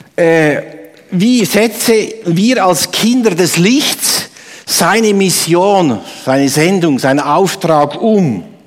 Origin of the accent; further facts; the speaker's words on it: Obwalden, Switzerland; moved away; im Kanton Obwalden, wo ich herkomme